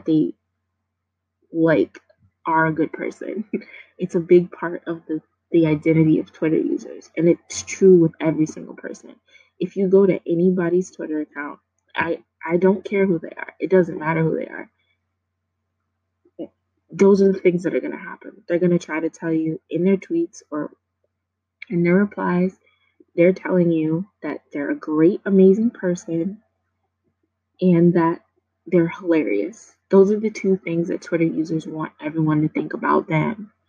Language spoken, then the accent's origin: English; New York City, New York, United States; I grew up in New York City